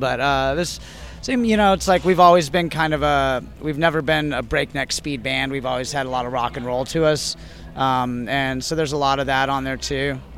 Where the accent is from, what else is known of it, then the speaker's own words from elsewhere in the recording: San Diego, California, United States; moved away as an adult; also born or lived in Austin, Texas; I am actually back in my hometown of San Diego